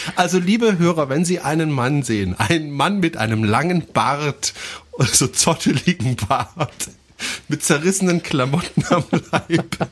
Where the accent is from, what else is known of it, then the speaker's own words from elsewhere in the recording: France; German is a second language; moved away; ich bin Franzose, ich darf auch mal deutsche Fehler machen